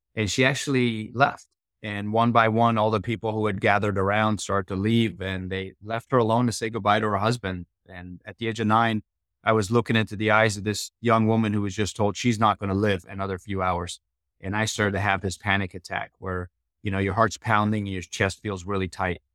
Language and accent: English; Iran; now in United States; I was born in Iran, and, uh, this is, uh, the early seventies